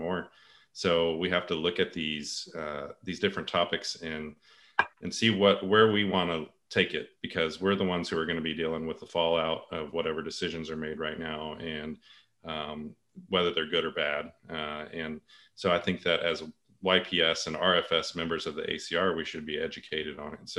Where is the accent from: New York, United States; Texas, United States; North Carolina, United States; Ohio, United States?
Texas, United States; moved away as an adult; also born or lived in Portland, Oregon / Virginia; now in South Carolina, United States; I grew up in Texas, and so I did most of my medical training there